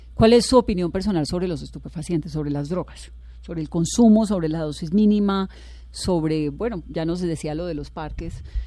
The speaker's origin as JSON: {"language": "Spanish", "town": "Cali", "region": "Valle del Cauca", "country": "Colombia", "said": "yo soy caleña"}